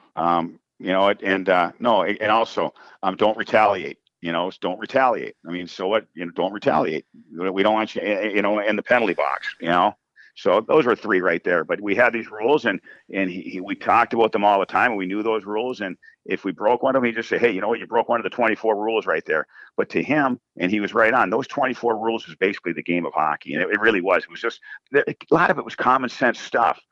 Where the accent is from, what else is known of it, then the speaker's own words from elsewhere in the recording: Coleraine, Minnesota, United States; I grew up in Coleraine. That's where the high school is.